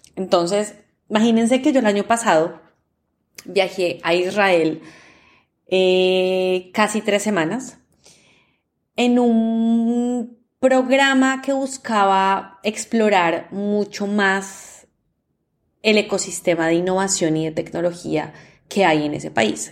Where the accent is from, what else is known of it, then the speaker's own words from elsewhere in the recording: Colombia; yo soy de Colombia